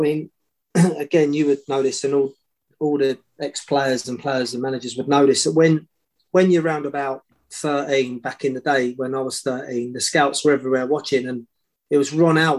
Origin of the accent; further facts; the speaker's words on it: Welwyn Garden City, East of England, United Kingdom; I was born in Wellington City, not far away